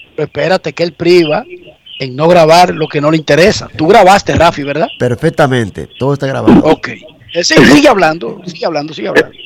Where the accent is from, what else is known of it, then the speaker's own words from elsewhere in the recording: Santo Domingo Oeste, Distrito Nacional, Dominican Republic; yo soy de Buenos Aires de Herrera